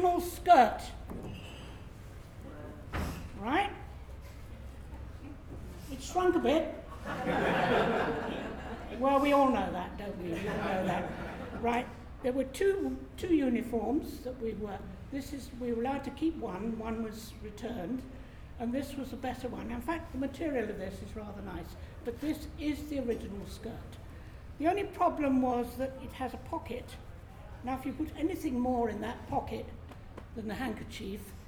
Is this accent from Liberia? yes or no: no; Moreton on Thames, England, United Kingdom; also born or lived in Wimbledon; I was born in Moreton on Thames, so I've lived here all my life, apart from the 4 years of the war